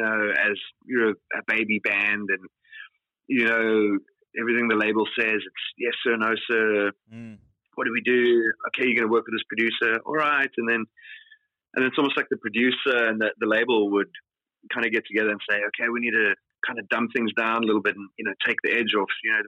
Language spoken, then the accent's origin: English; South Africa; growing up in South Africa, you know, culturally